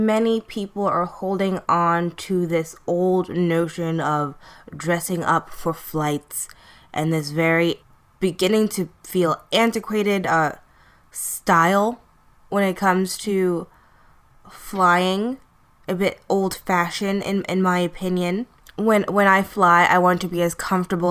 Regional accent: New York City, New York, United States; I'm from Brooklyn

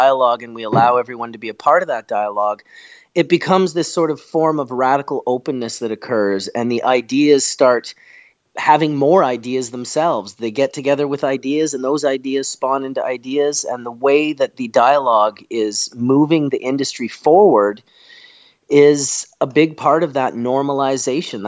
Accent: Canada; also born or lived in Manitoba; As a Canadian

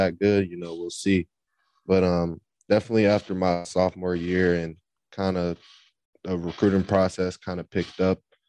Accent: Fort Washington, Maryland, United States; also born or lived in Charlotte, North Carolina; now in Chapel Hill, United States; I'm from Fort Washington, Maryland

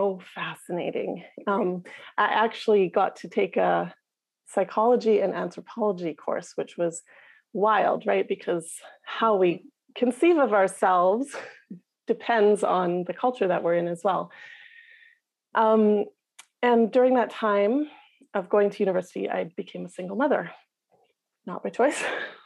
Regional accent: Whitehorse, Yukon, Canada; accent: Northern Canadian; moved away as an adult; I grew up in the capital city, Whitehorse, in the Yukon

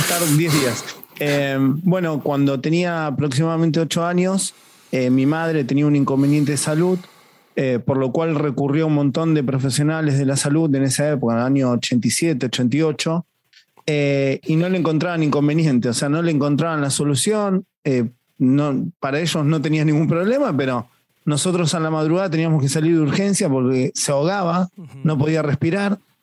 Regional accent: Argentina; mi país

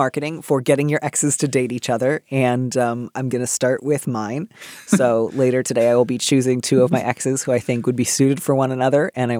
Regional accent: Midwest, United States; I grew up in the Midwest.

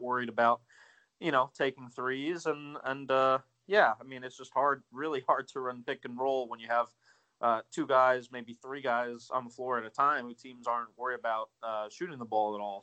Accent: near the DC area, Maryland, United States; I grew up in the uh, in Maryland near the in DC area

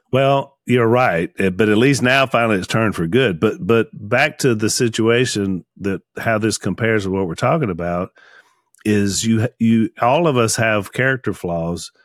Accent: Junction City, Louisiana, United States; close to where we grew up in Junction City

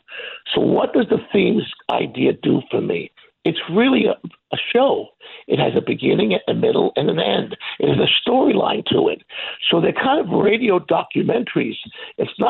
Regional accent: New York City, New York, United States; moved away as an adult; now in Branson, United States; once you're born and raised in New York, like I was on 21st Street in Manhattan

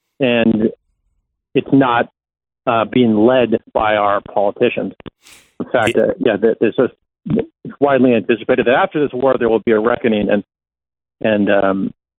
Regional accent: United States; now in Israel; So I'm Israeli now, and I live an Israeli life, but I'm American, first and foremost in some ways.

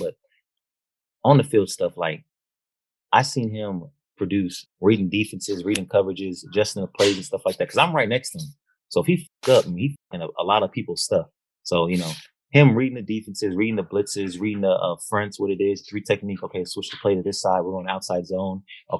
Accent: Bay Area, California, United States; also born or lived in Martinez, California / San Francisco / Richmond / Oakland; I'm originally from I lived everywhere in the Bay Area. So San Francisco, Richmond, Oakland, like Antioch.

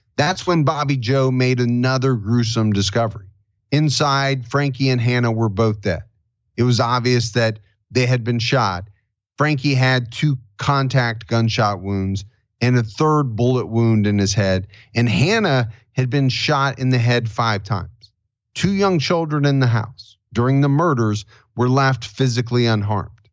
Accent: Ohio, United States; my home state of Ohio

